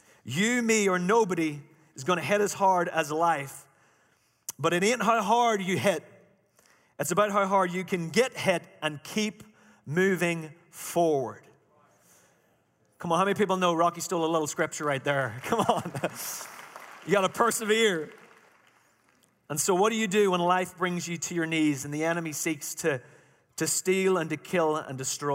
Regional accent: Ireland; moved away; Now remember, I'm Irish. I'm not from Chalmette

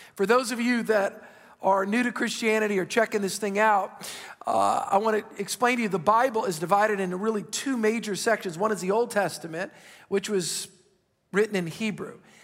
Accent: South Louisiana, United States; I grew up in South Louisiana

